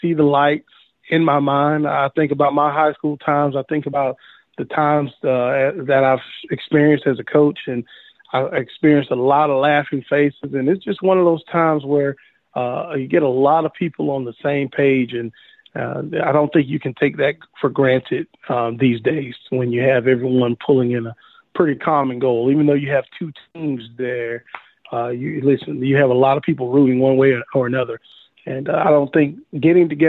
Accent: Florida, United States; moved away; also born or lived in Ashford, Alabama; I'm from Florida, so you know, the beach. I'm about beached out, even though it's a beautiful place. But I lived about 30 minutes from the beach

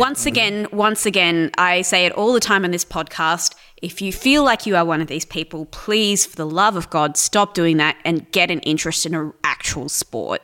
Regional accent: New South Wales, Australia; now in Victoria, Australia; I'm originally from New South Wales, um, and I moved to Victoria about ten years ago

